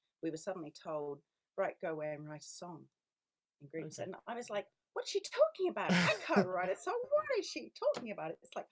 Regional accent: Australia; moved away as an adult; also born or lived in Scotland / London; I was born in Scotland, but I immigrated as a child to Australia, and that's where I grew up

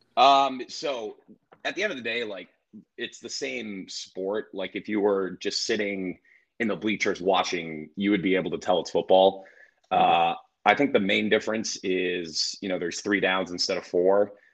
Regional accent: Oakwood, Ohio, United States; also born or lived in Canada; I grew up in Oakwood

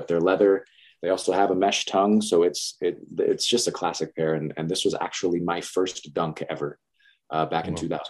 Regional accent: Las Vegas, Nevada, United States; So I was born and raised in Las Vegas

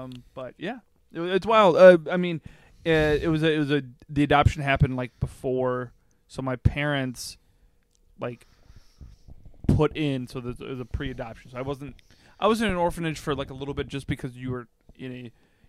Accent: Wausau, Wisconsin, United States; I was born in Wausau, Wisconsin.

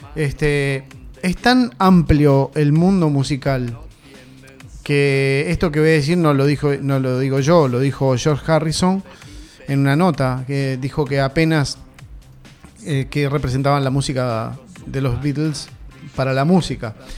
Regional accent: Uruguay; nosotros, los uruguayos, no nos damos cuenta en dónde vivimos

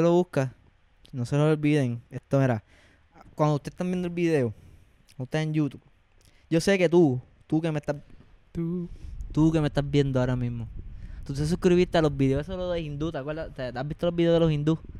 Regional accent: Puerto Rico; como boricuas

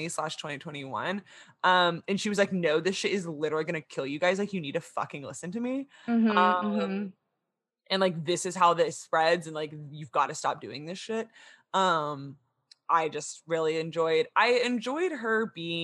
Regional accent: United States; as an American

